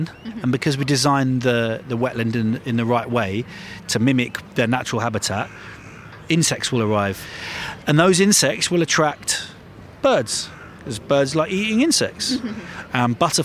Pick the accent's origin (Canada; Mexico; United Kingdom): United Kingdom; London; from London. I was born and raised in North London. I still live here